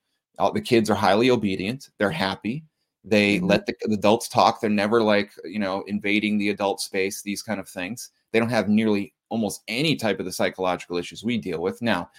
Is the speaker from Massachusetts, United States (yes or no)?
yes; Reading, Massachusetts, United States; I grew up in Reading, Massachusetts